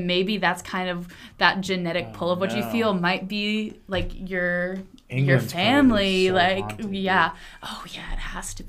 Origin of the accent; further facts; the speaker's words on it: Atlanta, Georgia, United States; I'm from Atlanta.